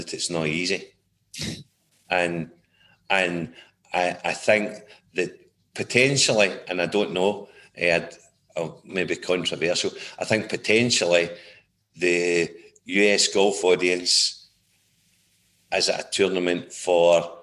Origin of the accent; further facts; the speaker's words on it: Gourock, Scotland, United Kingdom; moved away as an adult; also born or lived in Rochester, New York, United States / Raleigh, North Carolina, United States; now in St Andrews, United Kingdom; born and brought up in the Gourock Greenock area